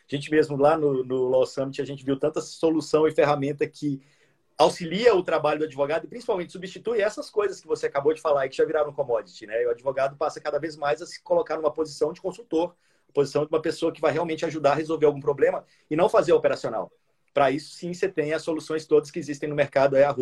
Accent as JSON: {"language": "Portuguese", "region": "Minas Gerais", "country": "Brazil", "said": "Eu sou mineiro também."}